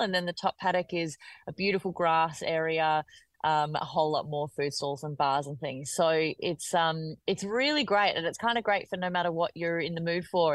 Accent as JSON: {"language": "English", "town": "Melbourne", "region": "Victoria", "country": "Australia", "also_born_or_lived": "Adelaide", "said": "I'm from Melbourne. I lived in Melbourne for for a very long time"}